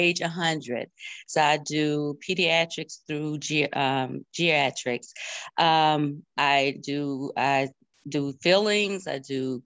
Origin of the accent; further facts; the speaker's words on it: Lancaster, South Carolina, United States; We're from Lancaster, South Carolina